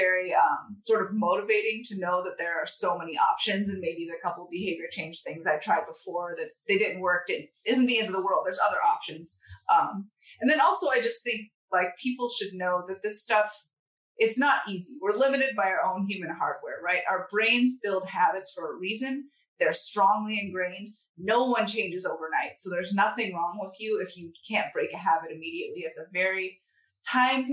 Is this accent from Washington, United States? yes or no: no; Southern California, United States; moved away as an adult; growing up in Southern California, where the coldest winter day was 40 Fahrenheit.